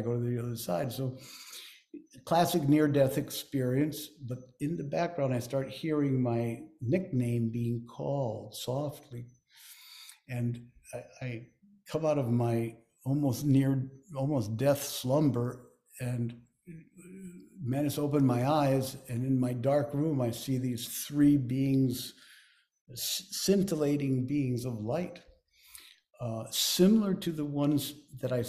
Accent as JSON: {"language": "English", "region": "Lima", "country": "Peru", "tie": "born or raised there", "also_born_or_lived": "Chosica", "said": "as a child growing up in Lima"}